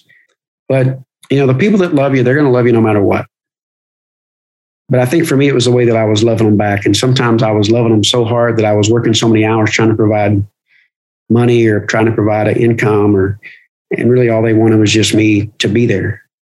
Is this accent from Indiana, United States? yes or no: no; Kentucky, United States; I grew up in Kentucky